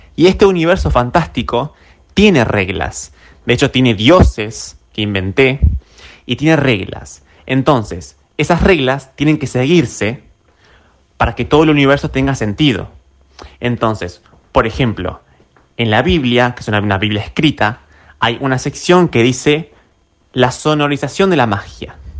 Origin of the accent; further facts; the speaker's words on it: Carmen de Patagones, Buenos Aires Province, Argentina; yo tengo mi, conjunto de recuerdos negativos aquí en Patagones, especialmente en la secundaria